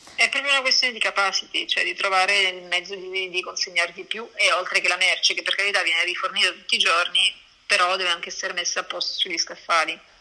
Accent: Messina, Sicily, Italy; moved away as an adult; also born or lived in Belgium / Paris / Canada / Geneva; now in Milan, Italy; io sono di Messina

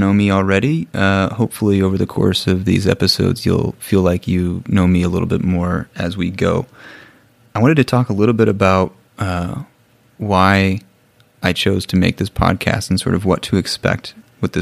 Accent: Bloomington, Illinois, United States; moved away as an adult; also born or lived in Nairobi, Kenya; now in Ecuador; I am originally from Bloomington, Illinois, which is in the Midwest, in the United States

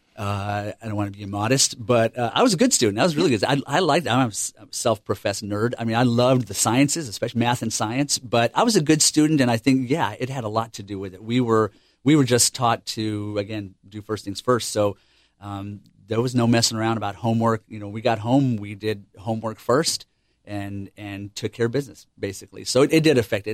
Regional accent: El Paso, Texas, United States; moved away as an adult; also born or lived in Cherry Point, North Carolina; I'm, I'm from El Paso, Texas, and, um, we just moved here in July of last year

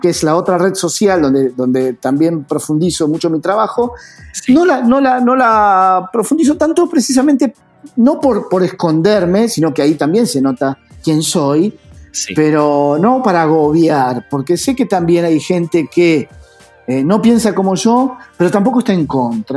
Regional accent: Argentina; also born or lived in Buenos Aires; trabajar afuera siendo argentino

